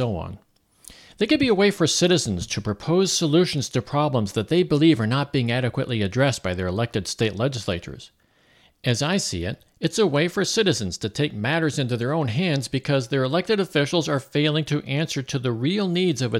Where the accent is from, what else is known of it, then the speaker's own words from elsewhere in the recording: Missouri, United States; my home state of Missouri